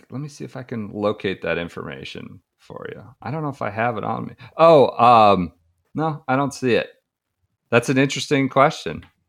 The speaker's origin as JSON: {"language": "English", "country": "United States", "said": "as an American fan"}